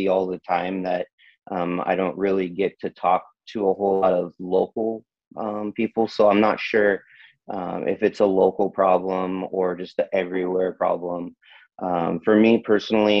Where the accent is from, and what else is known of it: Tracy, California, United States; born or raised there